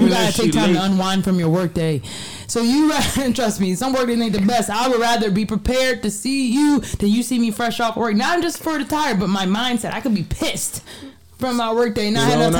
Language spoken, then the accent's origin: English; Philadelphia, Pennsylvania, United States; I'm from Philly.